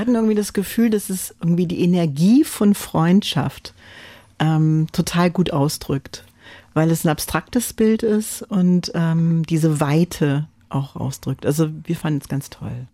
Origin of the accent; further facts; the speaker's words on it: United States; first language French; German is a second language; moved away; ich bin Amerikanerin und immer selbstverständlich auf Englisch gesprochen, äh, geschrieben habe auch